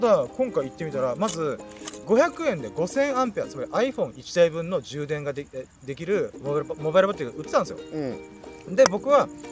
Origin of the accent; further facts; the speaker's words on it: Ginowan, Okinawa, Japan; 僕の地元にある、えーと、米浜って美味しいそば屋さんがあってあの、普天間中学校の向かいにあるそば屋さん